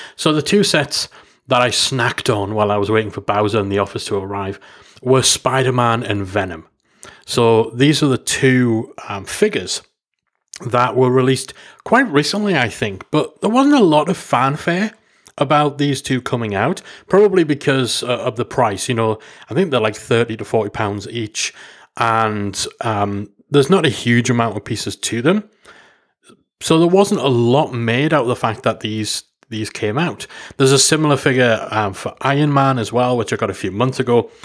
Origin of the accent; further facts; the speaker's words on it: England, United Kingdom; I'm from England